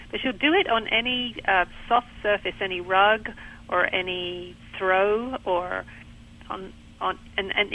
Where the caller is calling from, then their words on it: Pinehurst, North Carolina, United States; I'm calling from uh, Pinehurst in North Carolina.